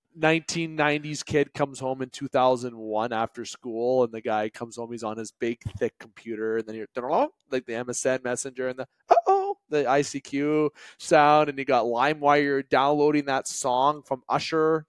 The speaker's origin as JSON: {"language": "English", "country": "Canada", "said": "I am Canadian"}